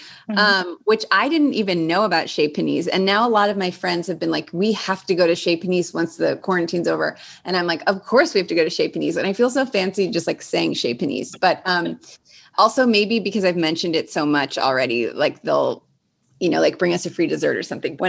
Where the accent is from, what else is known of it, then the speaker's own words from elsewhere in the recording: Cleveland, Ohio, United States; moved away as an adult; now in Los Angeles, United States; growing up in Cleveland in high school